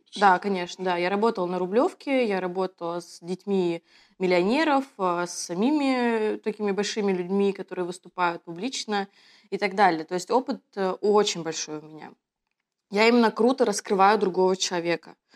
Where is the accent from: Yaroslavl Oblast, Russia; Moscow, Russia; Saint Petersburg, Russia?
Moscow, Russia; also born or lived in Kaliningrad; Я коренная москвичка